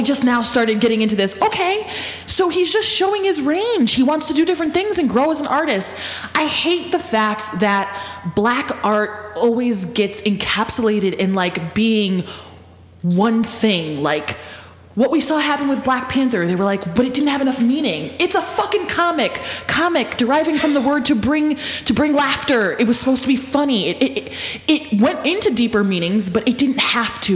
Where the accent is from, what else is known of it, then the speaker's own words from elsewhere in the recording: Puerto Rico; being a Puerto Rican woman